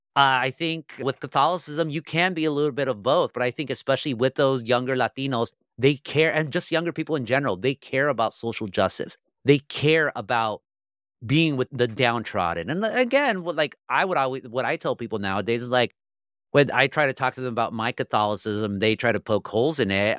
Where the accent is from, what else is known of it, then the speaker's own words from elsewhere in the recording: Orange County, California, United States; I'm from Orange County, California, where you have a lot of comfortable people